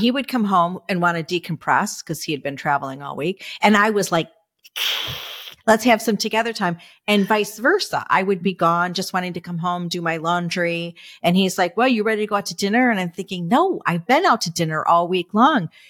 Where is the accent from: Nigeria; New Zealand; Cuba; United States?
United States; Michigan; now in Florida, United States; I'm from Michigan